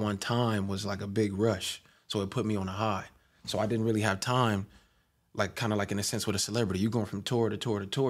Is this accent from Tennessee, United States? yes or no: no; Long Beach, California, United States; also born or lived in Lakewood; Long Beach, my hometown, diverse, skateboards, vans, the beach, obviously